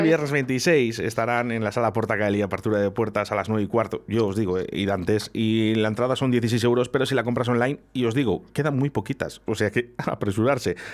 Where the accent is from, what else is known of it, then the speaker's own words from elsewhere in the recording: San Sebastián, Basque Country, Spain; estáis en Donosti, en mi tierra